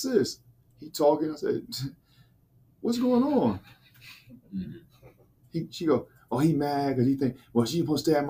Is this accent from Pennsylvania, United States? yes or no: no; New York City, New York, United States; I grew up in New York City